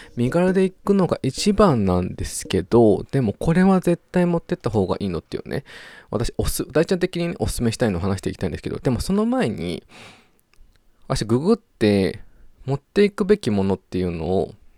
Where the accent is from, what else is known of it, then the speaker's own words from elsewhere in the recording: Kanagawa, Japan; テラスモール湘南、きっと私の地元付近